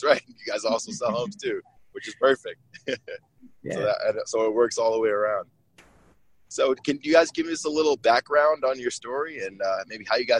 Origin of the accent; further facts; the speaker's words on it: Virginia, United States; I'm actually from Virginia, but I'm down in Florida right now. I'm heading to Miami.